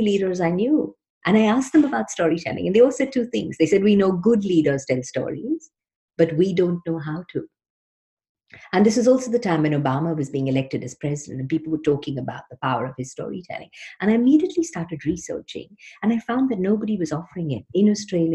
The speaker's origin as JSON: {"language": "English", "town": "Mumbai", "region": "Maharashtra", "country": "India", "tie": "born or raised there", "also_born_or_lived": "Sydney / London", "moved": "as an adult", "said": "I grew up in Mumbai, in Bombay"}